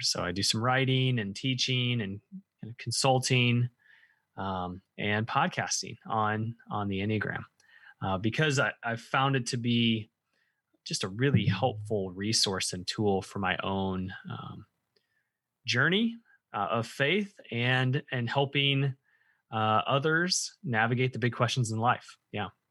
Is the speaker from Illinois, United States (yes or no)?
yes; central Illinois, United States; moved away as an adult; now in Indiana, United States; I spent most of my life in central Illinois